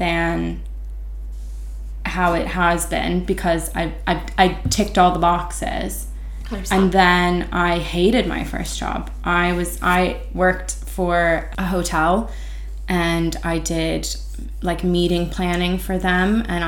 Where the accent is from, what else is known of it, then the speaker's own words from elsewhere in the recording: United States; as an American